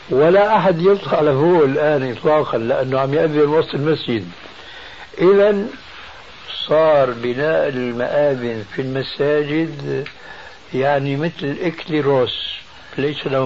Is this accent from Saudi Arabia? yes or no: no; Syria; في ثوب له أعلام هذه عندنا في الشام تسمى بالصاية